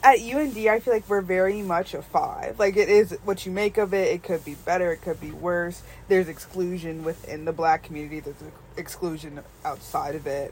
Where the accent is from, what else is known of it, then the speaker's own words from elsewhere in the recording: Crofton, Maryland, United States; also born or lived in Odenton, Maryland; we're not actually from Baltimore, we're not actually from DC, we're from Crofton and Odenton, Maryland